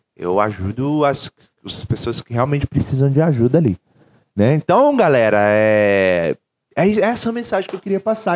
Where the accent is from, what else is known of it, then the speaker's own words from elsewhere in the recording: Brazil; moved away as an adult; also born or lived in England; eu nasci no Brasil